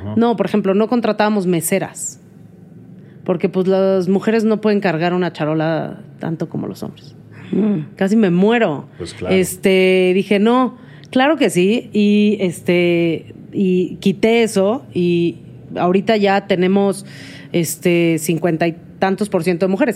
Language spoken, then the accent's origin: Spanish; Mexico; soy mexicana y es parte de mi cultura